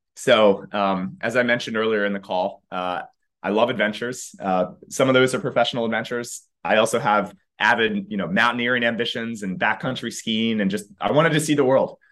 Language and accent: English; outside of Philadelphia, Pennsylvania, United States; now in San Francisco, United States; currently in San Francisco, but grew up outside of Philadelphia.